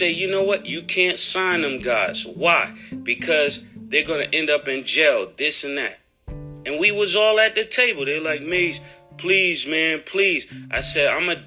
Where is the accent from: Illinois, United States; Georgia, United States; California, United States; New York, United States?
New York, United States; New York City; I'm from Harlem